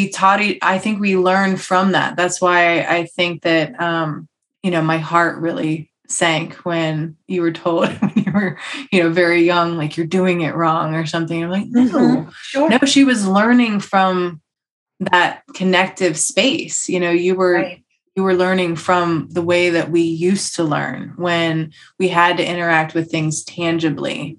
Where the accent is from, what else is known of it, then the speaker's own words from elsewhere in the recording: United States; I'm American